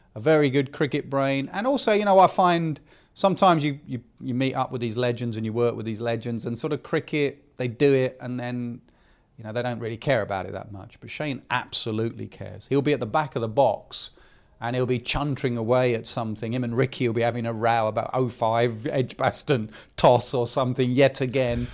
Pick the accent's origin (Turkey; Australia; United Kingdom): United Kingdom; England